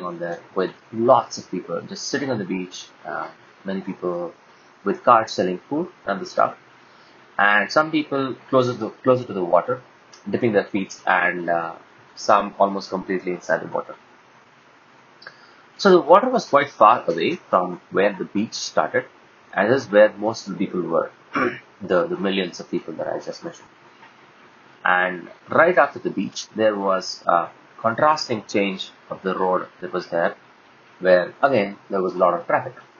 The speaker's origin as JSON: {"language": "English", "country": "India", "said": "We're all from India"}